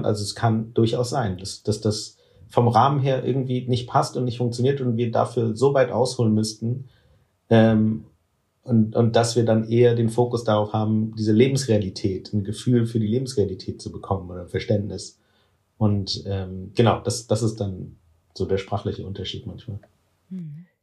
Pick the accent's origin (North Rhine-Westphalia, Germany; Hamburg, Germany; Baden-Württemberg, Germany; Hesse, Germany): North Rhine-Westphalia, Germany; Cologne; ich komme aus Köln